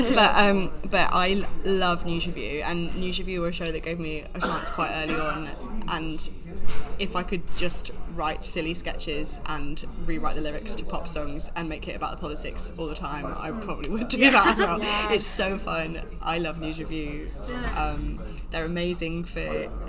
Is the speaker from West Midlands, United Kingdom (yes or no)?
yes; Warwickshire, West Midlands, United Kingdom; moved away; I'm from Warwickshire, and it is a grammar school